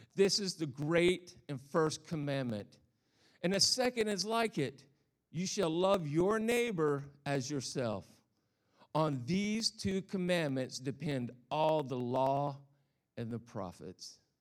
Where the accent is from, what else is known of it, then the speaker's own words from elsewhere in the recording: the South, United States; accent: Southern; moved away; I'm a Southern boy. I, I, I come from the South, so if I have this funny accent, that's why